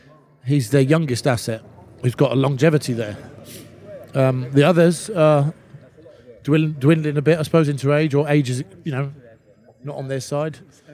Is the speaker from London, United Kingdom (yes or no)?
yes; London, United Kingdom; I grew up in London